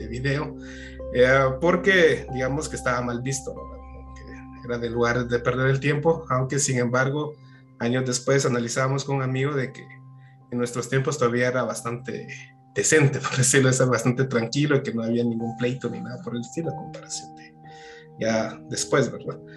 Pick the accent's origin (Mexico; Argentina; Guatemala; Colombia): Guatemala; Jalapa; Bueno, yo no soy de aquí de la ciudad de Guatemala, soy de Jalapa, comúnmente conocido como la morena climatológica del oriente de Guatemala